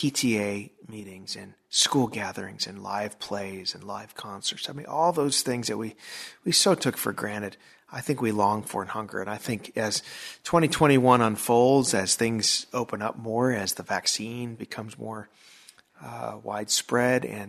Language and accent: English; Chicago, Illinois, United States; moved away; I'm from the Chicago area